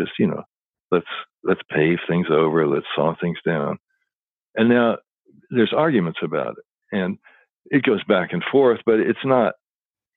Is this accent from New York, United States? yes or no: no; Louisville, Kentucky, United States; I grew up in Louisville, Kentucky